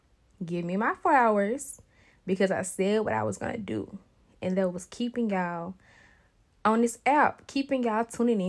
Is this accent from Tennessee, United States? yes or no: yes; Memphis, Tennessee, United States; I was born in Memphis, Tennessee, November 99.